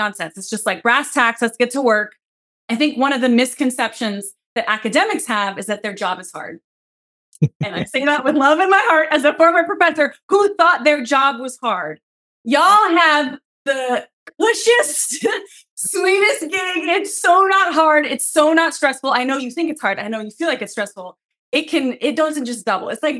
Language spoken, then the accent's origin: English; Seattle, Washington, United States; I'm from Seattle.